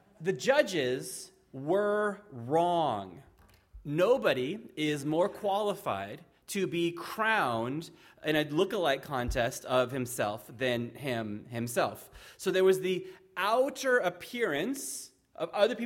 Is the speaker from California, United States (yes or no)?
yes; Fallbrook, California, United States; moved away as an adult; now in Ireland; She and I were both born and raised in Fallbrook